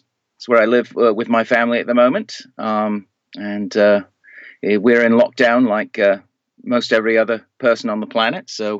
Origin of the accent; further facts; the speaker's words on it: Canada; born there; also born or lived in United States / United Kingdom; Well, I was born in Canada, but I spent a great deal of my life in the U.S. and the United Kingdom.